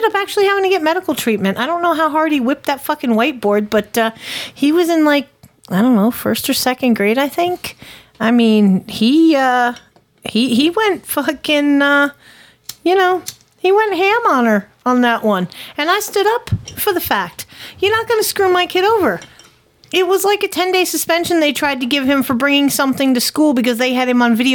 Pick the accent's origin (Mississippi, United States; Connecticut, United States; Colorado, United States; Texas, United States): Connecticut, United States; born or raised there; moved away as an adult; now in Tennessee, United States